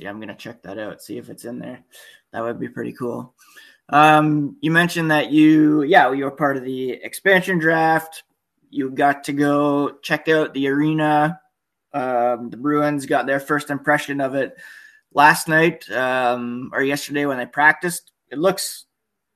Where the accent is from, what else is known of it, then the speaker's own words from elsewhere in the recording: Ottawa, Ontario, Canada; I grew up in Ottawa, and I was around when the Senators came into the NHL